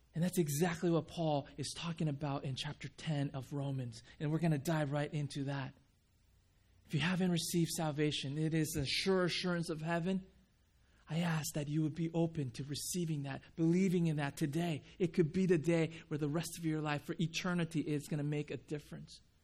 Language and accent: English; Huntington Beach, California, United States; also born or lived in Japan; I grew up in Huntington Beach